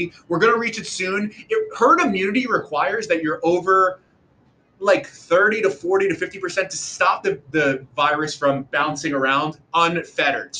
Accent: New York, United States; as a New Yorker

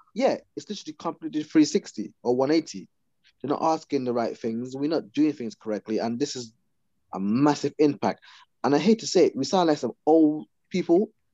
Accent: Guyana; now in England; when I first came to England, I grew up in Guyana

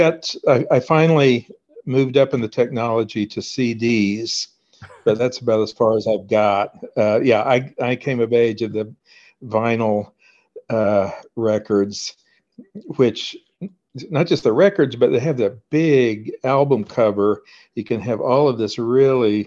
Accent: Oklahoma, United States; I grew up in Oklahoma, where I am now.

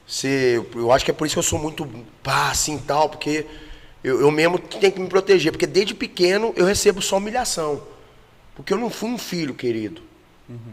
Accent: Goiânia, Goiás, Brazil; also born or lived in Campo Grande, Mato Grosso do Sul; me considero goiano mesmo, porque minha vida inteira foi em Goiânia.

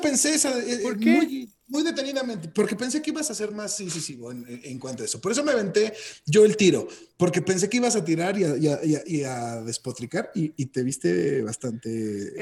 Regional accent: Mexico; como mexicanos

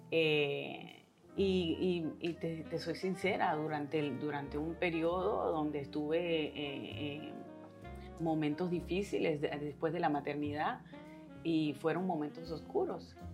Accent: New York, United States; born there; yo nací acá en Nueva York, en Queens, en Corona

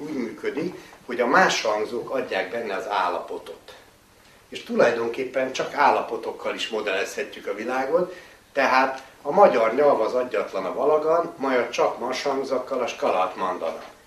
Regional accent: Hungary; magyar vagyunk

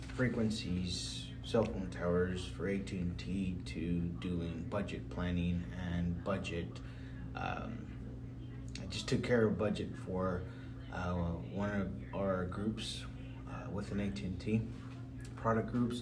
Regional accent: Dallas, Texas, United States; I grew up here in Dallas, East Dallas

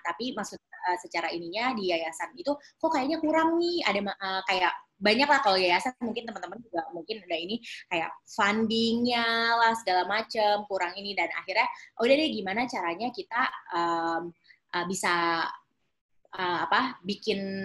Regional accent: Depok, West Java, Indonesia; also born or lived in Jakarta; aku lahir sih di Jakarta kak, tapi memang kalau rumah um, di Depok Jawa Barat

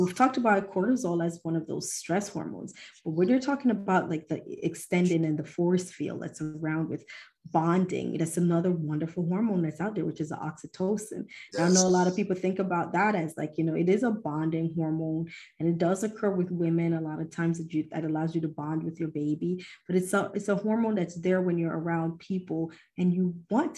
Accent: Jamaica; I am from Jamaica

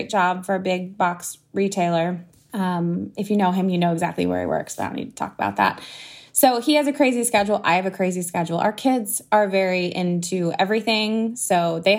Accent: Southern Oregon, United States; now in Beaverton, United States; I am up in Beaverton, Oregon. But I'm from Southern Oregon, Oregon native. I moved up here, I think 16 years ago

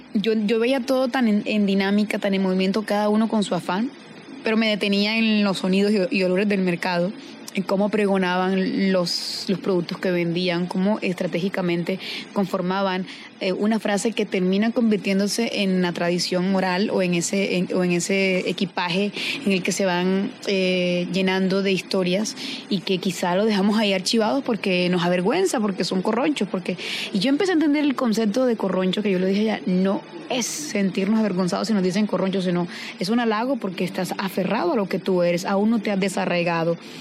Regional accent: Caribbean Region, Colombia; haber nacido y crecido en el Caribe

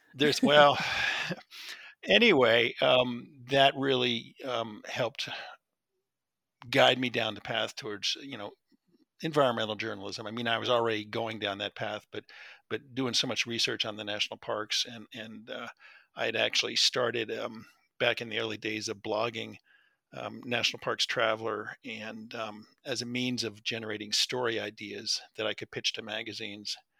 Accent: New Jersey, United States; I grew up in New Jersey

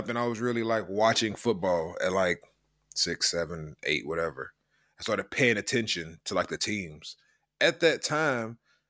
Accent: Louisville, Kentucky, United States; moved away as an adult; now in Liverpool, United Kingdom; I'm from Louisville, I'm not from Kentucky.

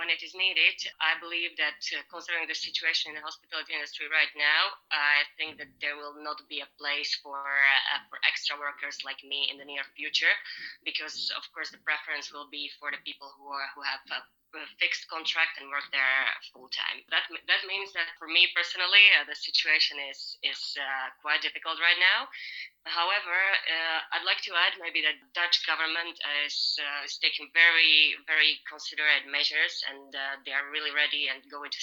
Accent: Slovakia; moved away as an adult; now in Netherlands; I'm originally from Slovakia, but I've been living in the Netherlands for the past 8 years and a half. I came here to study

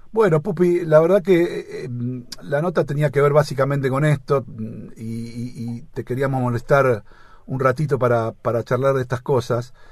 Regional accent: Argentina; viste cómo somos acá los argentinos

